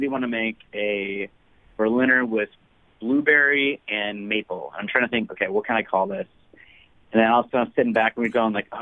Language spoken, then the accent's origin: English; Mukwonago, Wisconsin, United States; I grew up in Maguanago, Wisconsin, which I'm sure no one has ever heard of. It's a small farm town